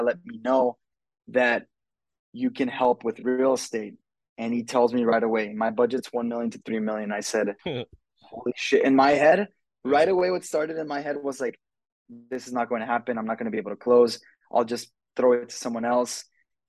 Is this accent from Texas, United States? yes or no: yes; El Paso, Texas, United States; I'm from El Paso, Texas